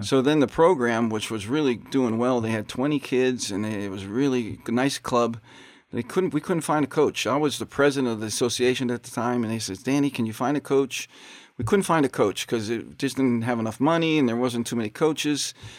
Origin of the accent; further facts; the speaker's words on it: Pittsburgh, Pennsylvania, United States; moved away; also born or lived in South Bend; I'm from Pittsburgh, Pennsylvania. Grew up there with, uh, five brothers and three sisters